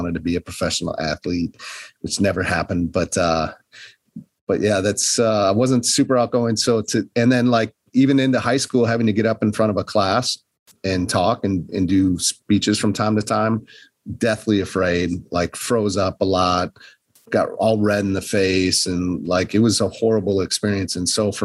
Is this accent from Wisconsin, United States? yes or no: yes; northern Wisconsin, United States; moved away; also born or lived in Milwaukee, Wisconsin; I grew up in the North Woods of Wisconsin, small town